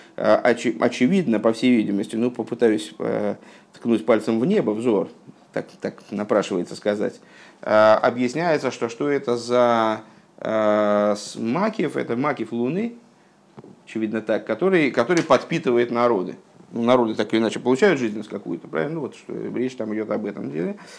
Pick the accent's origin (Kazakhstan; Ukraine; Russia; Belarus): Russia; я, м, там, плохо говорю на, на иврите, скажем, потому что я, ну, родился в России